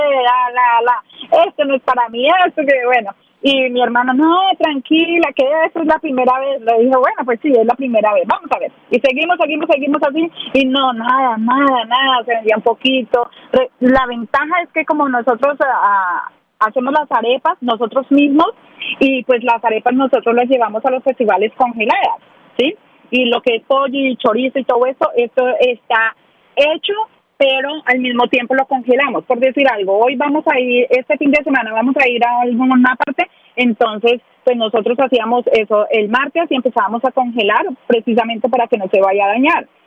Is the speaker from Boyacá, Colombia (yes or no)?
no; Ibagué, Tolima, Colombia; now in Nashville, United States; Soy de Ibagué del departamento del Tolima, de, de la ciudad musical de Colombia